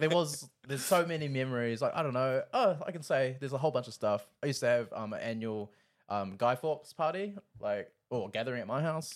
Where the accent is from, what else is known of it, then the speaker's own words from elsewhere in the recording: Rotorua, Bay of Plenty, New Zealand; now in Auckland, New Zealand; I'm from Rotorua. I'm living up in Auckland